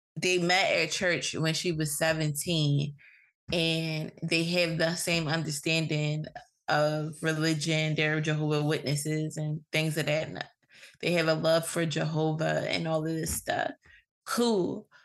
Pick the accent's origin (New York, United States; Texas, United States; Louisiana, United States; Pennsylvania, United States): Pennsylvania, United States; Philadelphia; growing up in Philly